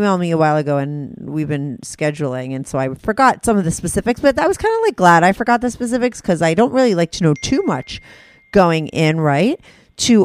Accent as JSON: {"language": "English", "region": "New Jersey", "country": "United States", "said": "I'm from New Jersey."}